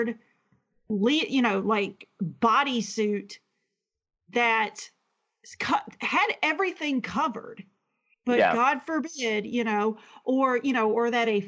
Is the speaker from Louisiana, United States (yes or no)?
yes; Louisiana, United States; growing up in Louisiana